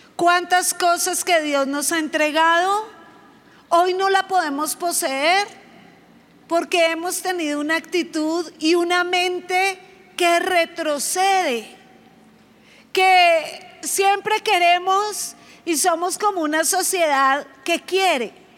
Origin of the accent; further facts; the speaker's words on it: Bogotá, Colombia; como yo soy rola